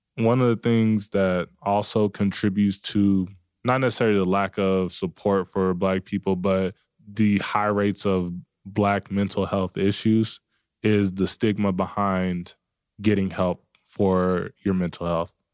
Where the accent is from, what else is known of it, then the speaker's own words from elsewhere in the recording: Dallas, Texas, United States; moved away; I'm from Dallas